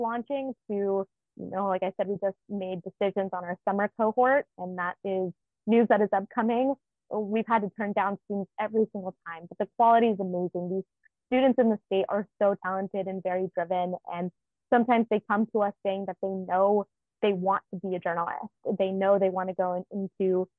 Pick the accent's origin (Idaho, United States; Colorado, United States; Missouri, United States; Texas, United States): Idaho, United States; Nampa; moved away; So I grew up in Idaho. I grew up in Nampa, which is about 25 minutes outside of Boise.